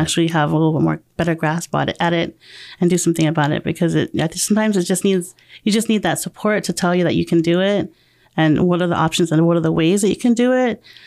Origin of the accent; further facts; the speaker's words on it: Murrieta, California, United States; moved away as an adult; also born or lived in Temecula, California / Guam; I grew up in Marietta, um, since I was in th-, fifth grade.